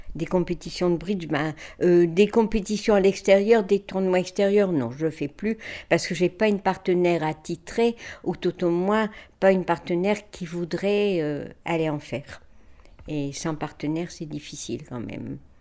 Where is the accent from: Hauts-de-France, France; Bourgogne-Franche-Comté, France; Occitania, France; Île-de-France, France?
Hauts-de-France, France; Lambersart; also born or lived in Douai; je suis née à l'Ambersard, rue du Bourg.